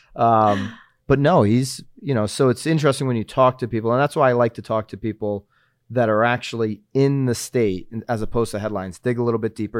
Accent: Northeast, United States; now in Naples, United States; I grew up in the Northeast

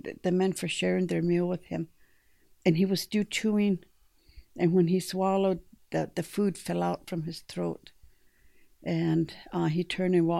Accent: Montana, United States; moved away as an adult; also born or lived in South Dakota; I'm from Montana, and I'm in South Dakota earning a degree

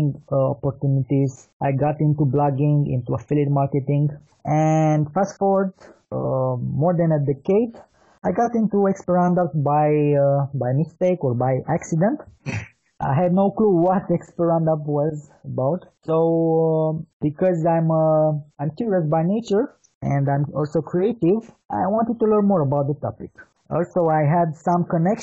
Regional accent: Bucharest, Romania; I'm from Bucharest, Romania.

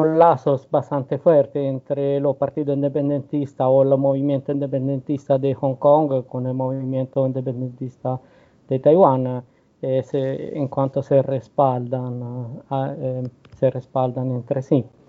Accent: Rome, Lazio, Italy; yo soy de Roma

